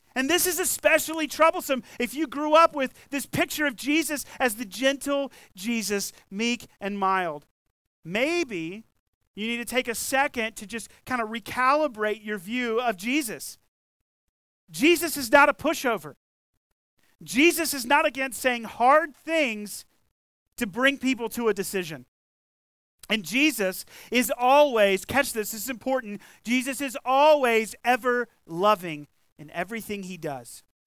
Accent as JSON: {"language": "English", "region": "the South", "country": "United States", "tie": "born or raised there", "said": "we grew up in the South, right? I grew up here"}